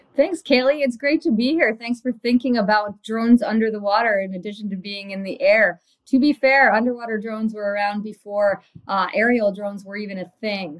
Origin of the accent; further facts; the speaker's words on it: Tobermory, Ontario, Canada; growing up in the Great Lakes area of Ontario, and in particular around uh, Tobermory, Ontario